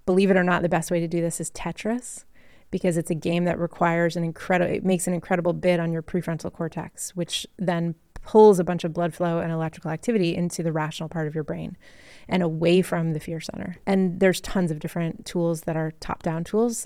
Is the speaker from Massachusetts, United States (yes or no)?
yes; Massachusetts, United States; I grew up in Massachusetts